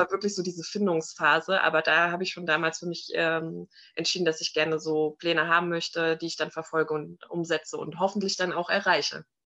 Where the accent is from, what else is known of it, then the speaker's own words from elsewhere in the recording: Frankfurt am Main, Hesse, Germany; moved away as an adult; now in Limeshain, Germany; Also ich bin geboren und aufgewachsen in Frankfurt am Main